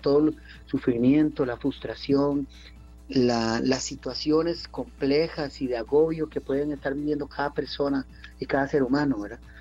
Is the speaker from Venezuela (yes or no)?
no; Costa Rica; como costarricenses, como ticos